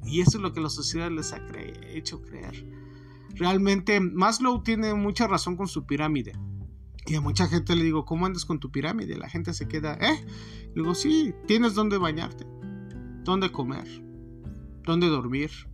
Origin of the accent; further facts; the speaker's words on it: Mexico; nosotros como mexicanos